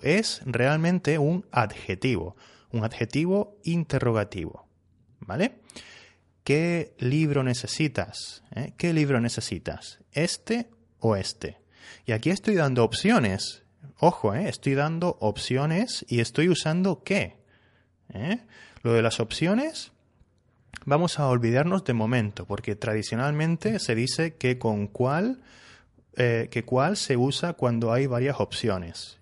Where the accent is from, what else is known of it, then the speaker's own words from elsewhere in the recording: Spain; Yo soy español, ¿sí? Y aquí en España eh, usamos que más sustantivo.